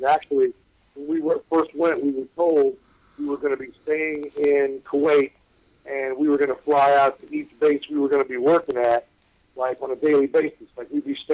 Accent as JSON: {"language": "English", "town": "Cleveland", "region": "Ohio", "country": "United States", "moved": "yes", "said": "I'm from Cleveland originally, so I'm a Browns fan"}